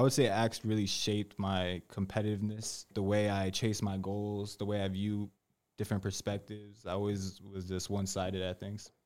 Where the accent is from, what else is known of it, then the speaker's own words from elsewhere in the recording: Bristol, Connecticut, United States; I was born born in Bristol, Connecticut.